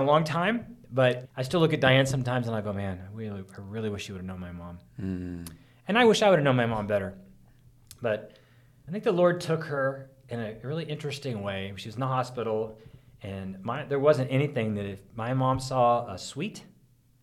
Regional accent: Oroville, California, United States; Lake Orville, I grew up in Orville, California, and Lake Orville

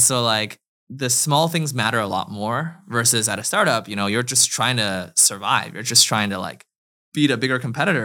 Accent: China; moved away; also born or lived in Canada / United States; I grew up in China and then moved to Canada and then went to the U S for school

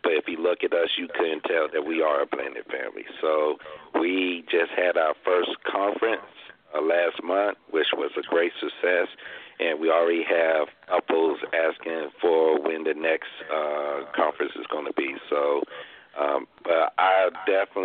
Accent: Pine Bluff, Arkansas, United States; moved away as an adult; now in Maryland, United States; I I'm currently originally from Pine Bluff, Arkansas, and I moved here to the area around 2000

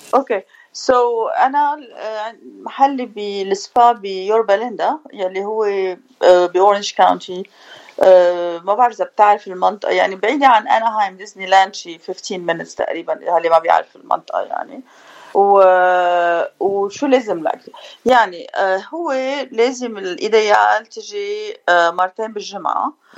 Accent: Beirut, Beirut Governorate, Lebanon; also born or lived in Paris, France; now in Orange County, United States; انا من بيروت آه، جيت بال87 على امريكا

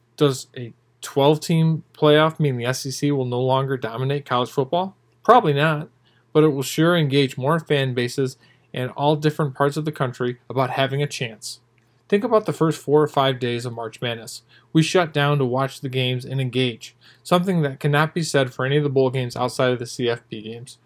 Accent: Big Ten country, Michigan, United States; moved away as an adult; also born or lived in Atlanta, Georgia; I was born and raised in Big Ten country, growing up a half hour from Michigan and an hour from Michigan State

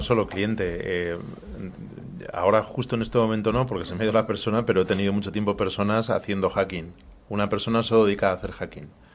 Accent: Madrid, Community of Madrid, Spain; nací en Madrid

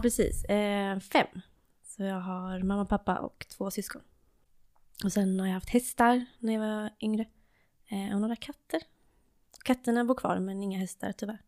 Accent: Varberg, Halland County, Sweden; i Varberg. Och det är där jag är ifrån också

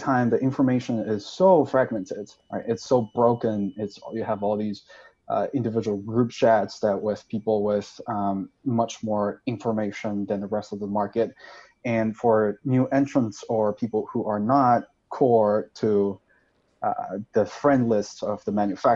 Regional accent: Sichuan, China; moved away as an adult; also born or lived in Stanford, United States / New York, United States; now in United States; I'm from Sichuan. I was born and raised there. I spent the first 19 years of my life in Sichuan.

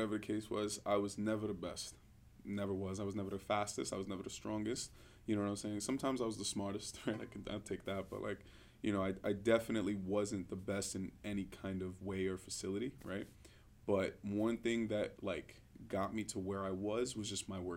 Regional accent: New York City, New York, United States; born or raised there; moved away as an adult

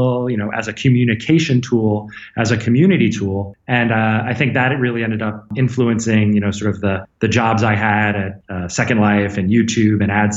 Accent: New York City suburbs, United States; moved away as an adult; now in Bay Area, United States; I grew up in New York City suburbs.

